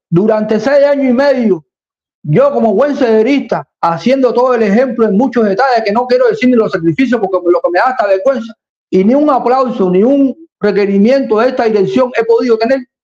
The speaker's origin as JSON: {"language": "Spanish", "country": "Cuba", "said": "aquí tengo mi bandera cubana porque soy un cubano."}